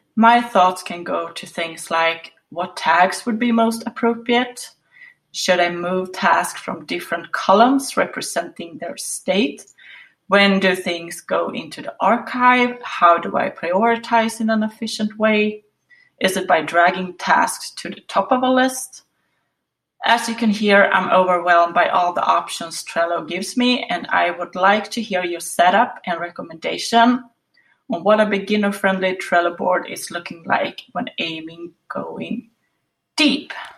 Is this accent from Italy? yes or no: no; Sweden; I'm from Sweden.